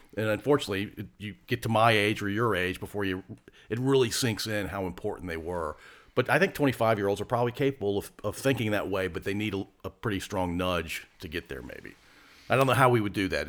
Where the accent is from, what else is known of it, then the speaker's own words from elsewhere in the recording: Ashland, Virginia, United States; I grew up in the middle of Ashland